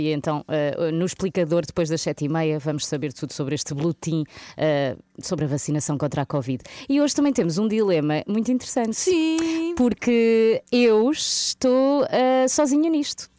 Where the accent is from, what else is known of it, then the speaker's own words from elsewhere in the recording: Saloio region, Lisbon, Portugal; eu sou saloia